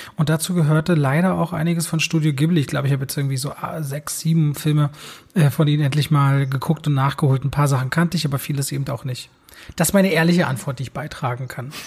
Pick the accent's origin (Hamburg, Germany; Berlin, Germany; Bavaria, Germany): Berlin, Germany; Also ich so Berliner, Ostberliner Kind